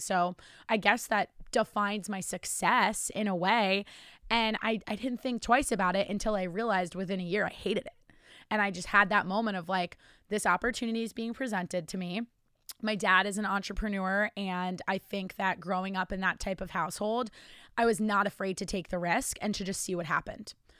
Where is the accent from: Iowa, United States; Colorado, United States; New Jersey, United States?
New Jersey, United States; moved away as an adult; also born or lived in Virginia / Charlotte, North Carolina; I'm from New Jersey and now live in New Jersey.